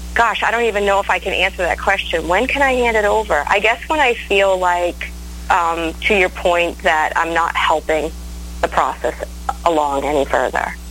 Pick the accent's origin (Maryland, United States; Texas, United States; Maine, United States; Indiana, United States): Maine, United States; moved away; also born or lived in Nashville; I'm from Maine. I don't know if you knew that about me, but I'm from Maine. I'm from the easternmost point in the United States